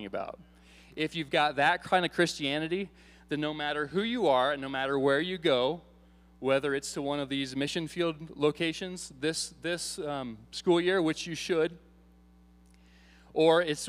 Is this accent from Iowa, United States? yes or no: yes; Iowa, United States; moved away; I grew up in Iowa.